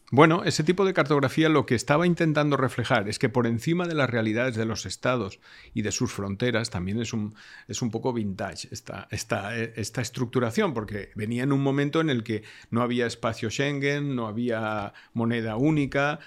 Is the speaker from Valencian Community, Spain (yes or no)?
yes; Valencia, Valencian Community, Spain; yo soy de Valencia